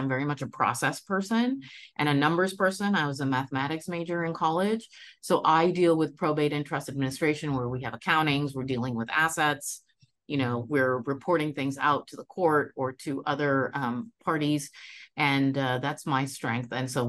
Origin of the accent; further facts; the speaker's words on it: West Bengal, India; I was born in India. I am Bengali, so I come from the state of West Bengal on the eastern side of India.